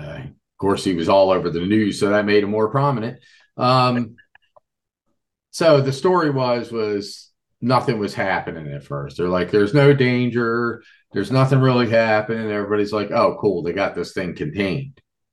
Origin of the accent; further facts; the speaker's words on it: Levittown, Pennsylvania, United States; I grew up in Levittown, Pennsylvania, about an hour and 40 minutes from where Three Mile Island took place, on the Susquehanna River.